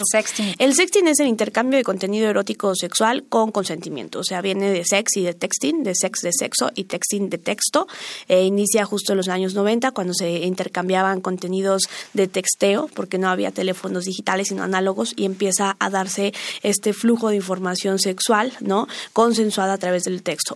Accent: Mexico; soy una mexicana más

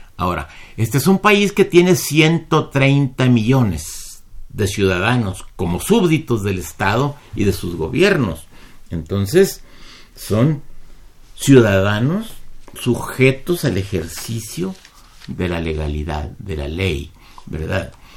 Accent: Mexico

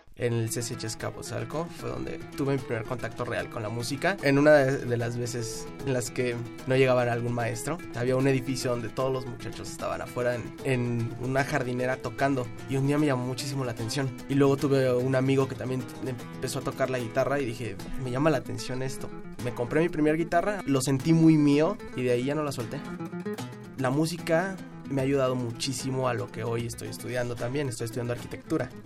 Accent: Mexico City, Mexico; nací en la Ciudad de México el 12 de junio de 1991

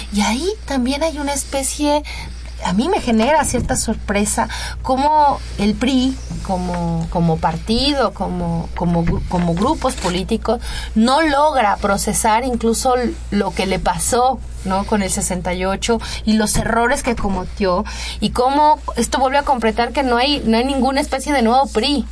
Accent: Mexico; nuestra vulnerabilidad como ciudadanos mexicanos

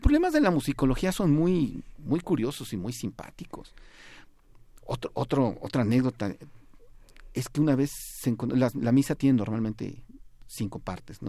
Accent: Mexico

